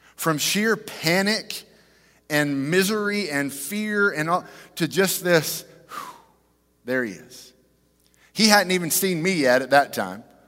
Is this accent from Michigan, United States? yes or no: no; Fort Worth, Texas, United States; We grew up in Fort Worth.